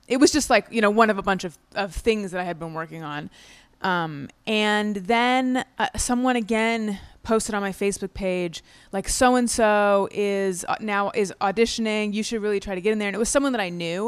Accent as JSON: {"language": "English", "region": "California", "country": "United States", "also_born_or_lived": "New York", "moved": "as an adult", "said": "I'm from California originally. I'd been in New York for, like, eight or nine years at that point"}